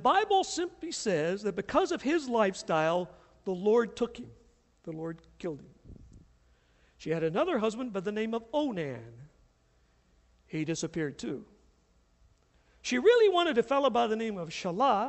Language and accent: English; the South, United States; moved away; I grew up in the South, and I grew up in a very prejudicial family in the South